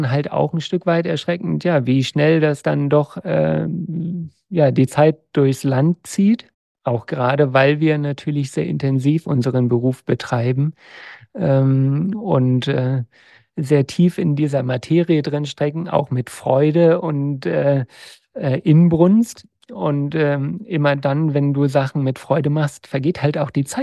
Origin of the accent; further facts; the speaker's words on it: Lower Saxony, Germany; now in Berlin, Germany; ich war dann im Grunde wahnsinnig genug, um als Niedersachse, weißt du, bei mir in der Nachbarschaft waren auch Kühe und Schweine, und zu sagen, ich gehe nach äh, Berlin.